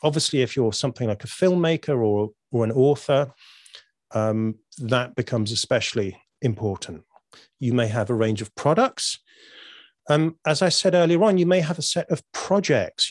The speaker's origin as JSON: {"language": "English", "country": "United Kingdom", "said": "I'm British."}